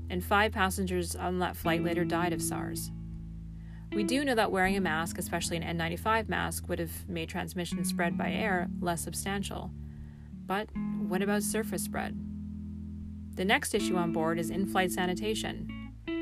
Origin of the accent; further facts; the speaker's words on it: Vancouver, British Columbia, Canada; moved away; my hometown